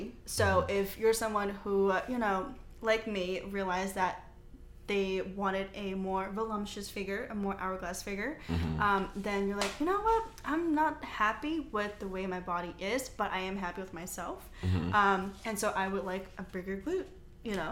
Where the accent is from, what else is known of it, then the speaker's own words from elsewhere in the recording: United States; I'm Chinese American, so I was born here